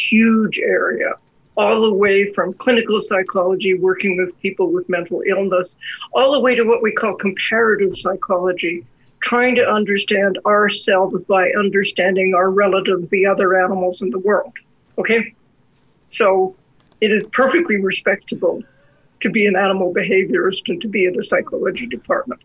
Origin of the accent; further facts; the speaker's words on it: Victoria, British Columbia, Canada; now in Alberta, Canada; I grew up in Victoria